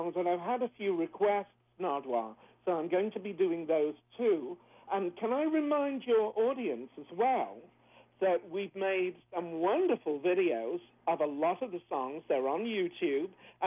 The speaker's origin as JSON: {"language": "English", "country": "United Kingdom", "moved": "as an adult", "lives_now": "Kelowna, Canada", "said": "As a British singer"}